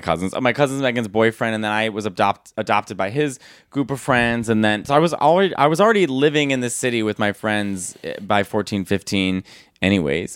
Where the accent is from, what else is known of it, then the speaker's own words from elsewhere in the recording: Arlington Heights, Illinois, United States; also born or lived in Chicago / Manhattan; In Arlington Heights in Chicago